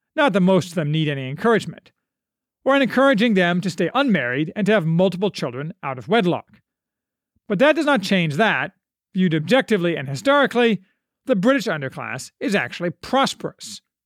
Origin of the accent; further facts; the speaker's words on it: United States; as an American